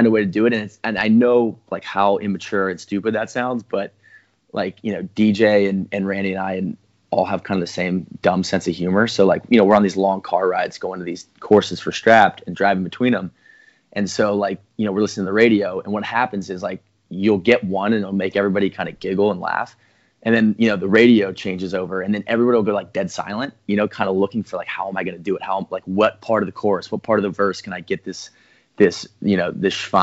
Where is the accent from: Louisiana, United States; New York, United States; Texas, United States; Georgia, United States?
Georgia, United States; Atlanta; growing up in Atlanta